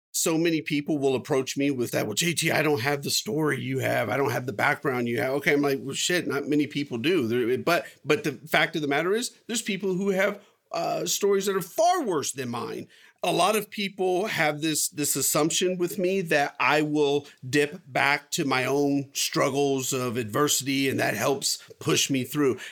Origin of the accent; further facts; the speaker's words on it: United States; I was born here. I was born in the United States.